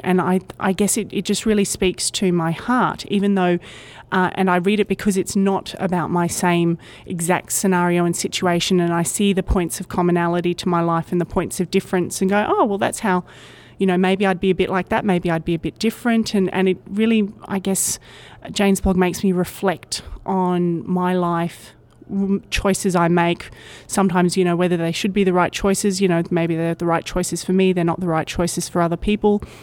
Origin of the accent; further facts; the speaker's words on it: Brisbane, Queensland, Australia; I'm from Brisbane, Australia, which is one of the major cities along the east coast of Australia